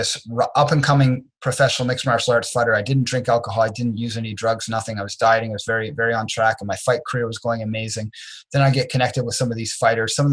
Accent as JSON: {"language": "English", "town": "Dartmouth", "region": "Nova Scotia", "country": "Canada", "tie": "born or raised there", "also_born_or_lived": "Trenton, Nova Scotia", "said": "I grew up in Dartmouth, Nova Scotia"}